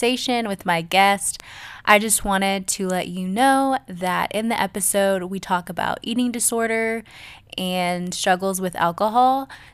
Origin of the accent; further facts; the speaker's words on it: Atlanta, Georgia, United States; also born or lived in Colorado; I moved when I was around 6 or 7 from Colorado. I was born in Colorado. I moved to Atlanta, and I've lived in Atlanta ever since